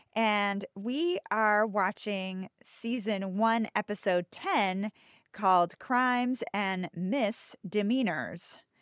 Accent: United States; I'm American

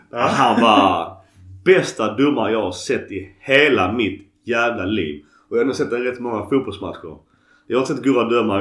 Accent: Skåne, Sweden; accent: Scanian (skånska); min skånska är nog grötigare än, eh, än vanligt

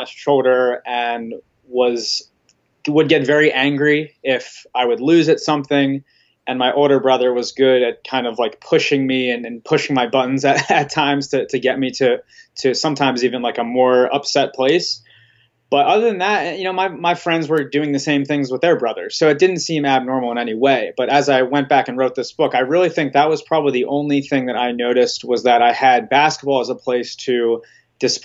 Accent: Pennsylvania, United States; moved away as an adult; also born or lived in Florida / Texas; I grew up in Pennsylvania and I actually went to school in Florida.

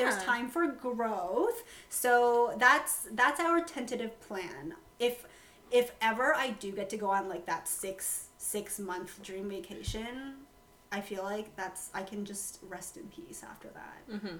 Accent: Guangxi, China; moved away; So, I'm from Guangxi province, and our neighboring province is Guangzhou, and they're a Cantonese-speaking province.

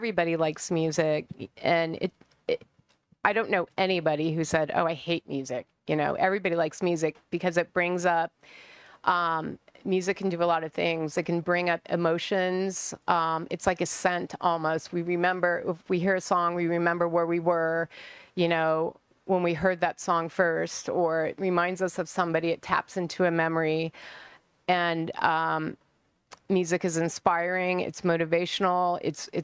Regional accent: Colorado, United States; moved away as an adult; also born or lived in San Francisco; now in Phoenix, United States; I was born in Colorado, raised, went to college there.

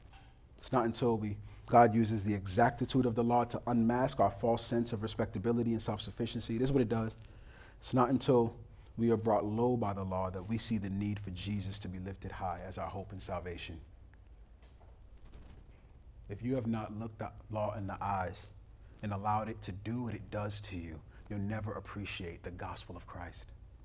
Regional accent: United States; And growing up in America, we don't appreciate what the law has truly done to us

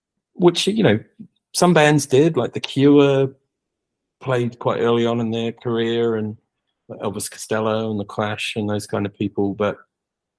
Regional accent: New Zealand; moved away as an adult; also born or lived in London; growing up in New Zealand

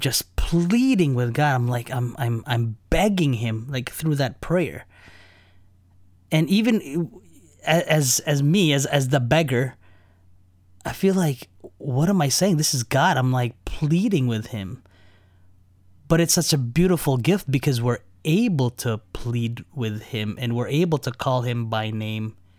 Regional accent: New Jersey, United States; also born or lived in Chicago area; now in Chicago, United States; I grew up in New Jersey

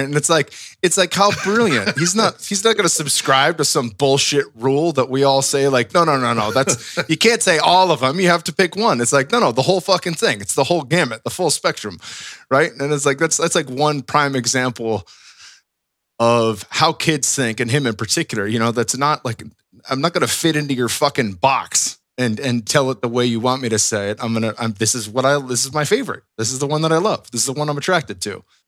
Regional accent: West Coast, United States; growing up on the West Coast

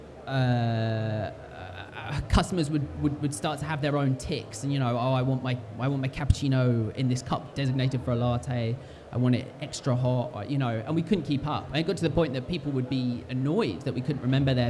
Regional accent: United Kingdom; we're British

